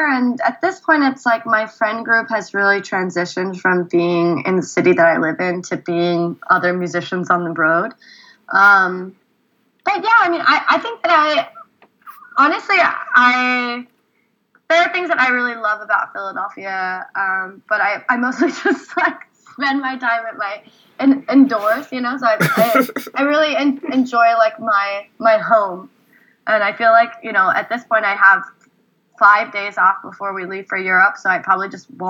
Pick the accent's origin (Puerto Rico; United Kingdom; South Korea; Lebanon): South Korea; born there; I was born in Korea, and I grew up going there every other year, and it feels very much like a second home to me